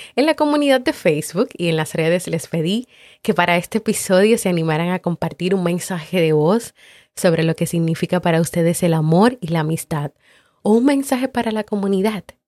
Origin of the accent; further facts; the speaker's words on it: Colombia; now in Miami, United States; colombiana y vivo en Miami